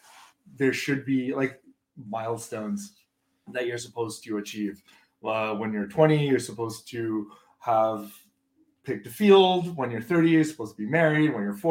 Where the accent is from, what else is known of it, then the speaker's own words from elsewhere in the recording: China; I was born in China. I grew up raised very Chinese